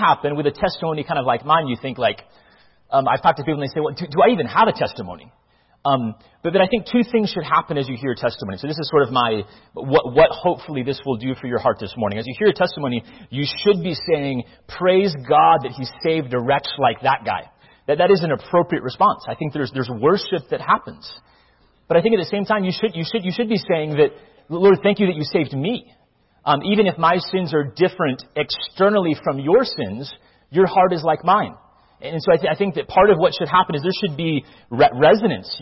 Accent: Northern Virginia, United States; also born or lived in Mobile, Alabama, United States; We then moved to Northern Virginia

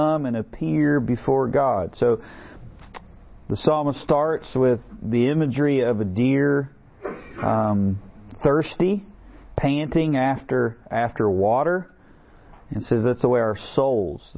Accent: West Virginia, United States; accent: West Virginia; my West Virginia accent

